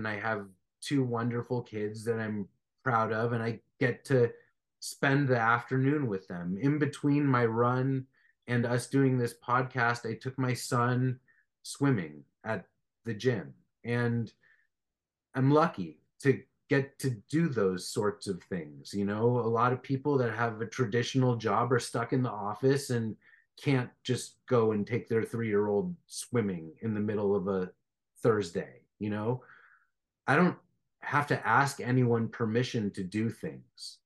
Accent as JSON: {"language": "English", "town": "Beverly Hills", "region": "California", "country": "United States", "tie": "born or raised there", "said": "I grew up in Beverly Hills, and I went to Beverly Hills High School"}